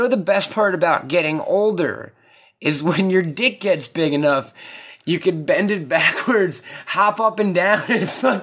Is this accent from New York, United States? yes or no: yes; New York, United States; We're from New York